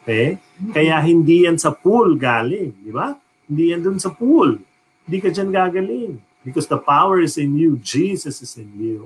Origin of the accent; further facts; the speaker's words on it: New York, United States; I grew up in New York